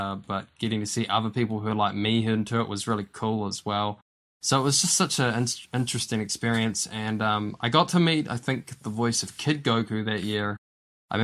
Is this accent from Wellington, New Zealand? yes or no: yes; Wellington, New Zealand; moved away as an adult; now in Invercargill, New Zealand; I'm from the Wellington area, but as some of you listeners may have known, I've been in Invercargill for the past 3 years, but before that I was in Wellington for a long time